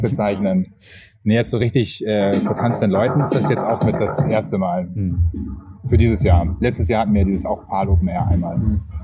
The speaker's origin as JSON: {"language": "German", "region": "Hamburg", "country": "Germany", "said": "ich komme aus Hamburg"}